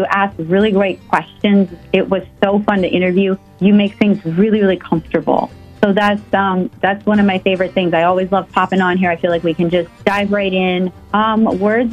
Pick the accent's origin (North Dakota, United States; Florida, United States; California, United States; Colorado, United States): North Dakota, United States; Fargo; moved away; I am happy to come to my hometown. I miss Fargo.